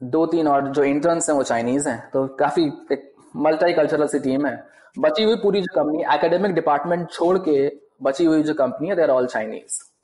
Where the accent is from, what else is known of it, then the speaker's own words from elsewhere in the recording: Kanpur, Uttar Pradesh, India; moved away as an adult; also born or lived in Shenzhen, China; now in Beijing, China; बचपन से पले बड़े वहां पे